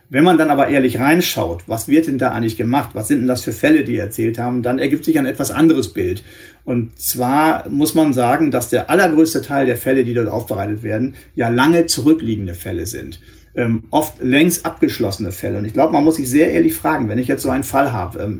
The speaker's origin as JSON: {"language": "German", "region": "northwest Germany", "country": "Germany", "said": "ich komme aus dem Nordwesten Deutschlands"}